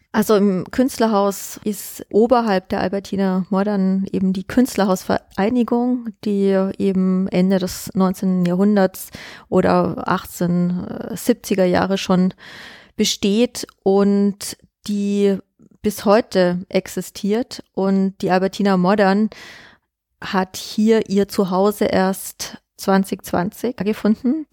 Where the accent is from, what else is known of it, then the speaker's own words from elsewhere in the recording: Augsburg, Bavaria, Germany; moved away as an adult; also born or lived in New York / Berlin; now in Vienna, Austria; Ich bin aus Augsburg, also Bayern